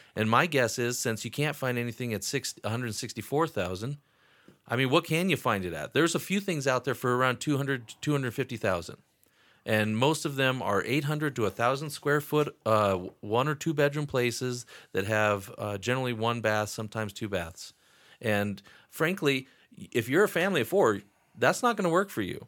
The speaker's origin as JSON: {"language": "English", "region": "Wyoming", "country": "United States", "tie": "born or raised there", "also_born_or_lived": "Atlanta, Georgia / Sheridan, Wyoming", "said": "I was born and raised in Wyoming"}